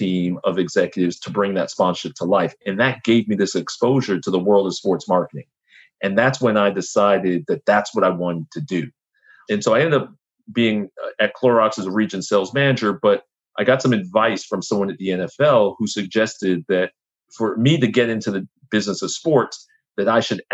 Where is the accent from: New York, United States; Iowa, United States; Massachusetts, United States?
New York, United States; New York City; I'm from Brooklyn, New York